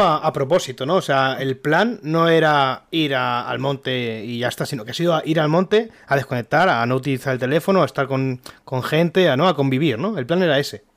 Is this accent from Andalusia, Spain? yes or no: no; Alicante, Valencian Community, Spain; somos de, de Alicante